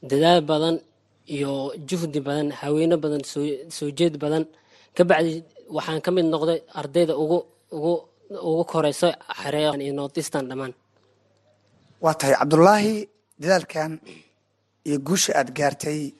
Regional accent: Mogadishu, Banaadir, Somalia; moved away; iskuulkan ka hore waxaan ka imaaday muqdisho soomaaliya ka imaaday marka soomaali waxaan ka imaaday two o oh nine

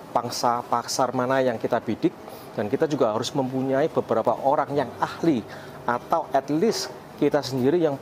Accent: Surabaya, East Java, Indonesia; moved away as an adult; now in Philadelphia, United States; Saya lahir dan besar di Surabaya tetapi sekarang saya merantau ke Amerika.

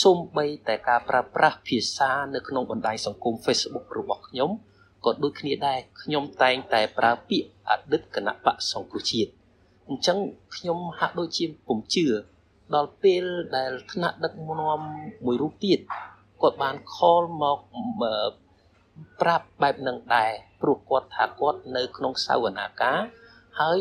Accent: Cambodia; born or raised there; moved away as an adult; now in Thailand

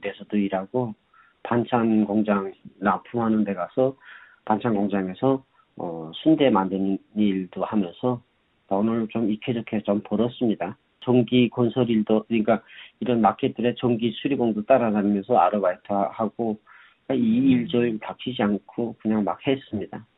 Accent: North Korea; moved away as an adult; also born or lived in North Carolina, United States / Pennsylvania, United States; now in New York, United States; 저는 북한에서 온 사람이라고

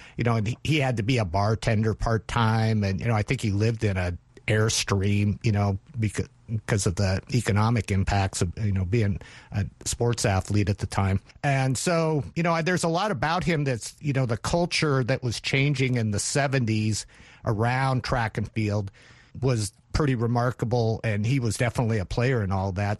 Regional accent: North Idaho, United States; now in Oregon, United States; I grew up in North Idaho

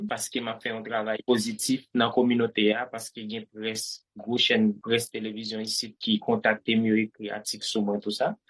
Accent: Cité Soleil, Ouest, Haiti; moved away as an adult; now in Chile; Mwen fet Site Soleil, mwen leve wap Jeremy ki se sou pomine Site Soleil.

